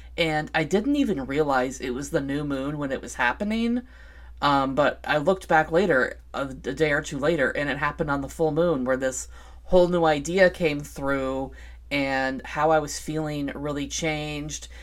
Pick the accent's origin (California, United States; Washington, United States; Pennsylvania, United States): Washington, United States; Vancouver; here in my hometown, Vancouver, Washington